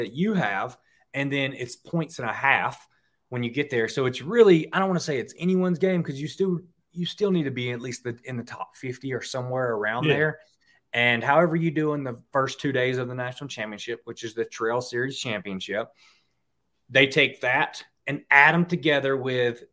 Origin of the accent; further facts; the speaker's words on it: Mississippi, United States; I grew up in Mississippi